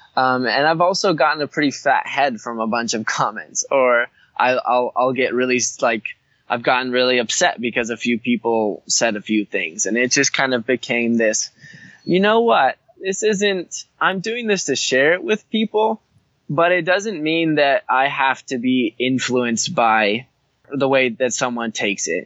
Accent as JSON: {"language": "English", "region": "Hawaii", "country": "United States", "tie": "born or raised there", "said": "growing up in Hawaii, you're just surrounded by beauty"}